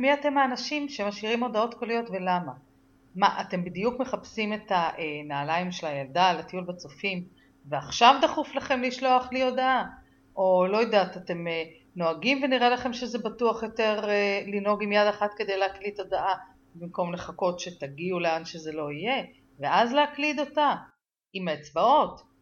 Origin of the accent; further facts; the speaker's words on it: Israel; אני גדלתי בקיבוץ